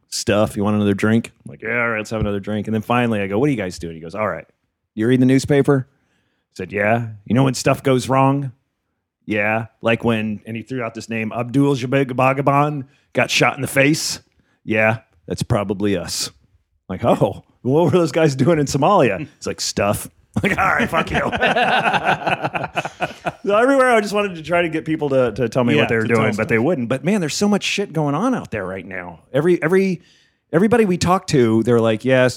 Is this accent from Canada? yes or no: yes; Canada; I'm Canadian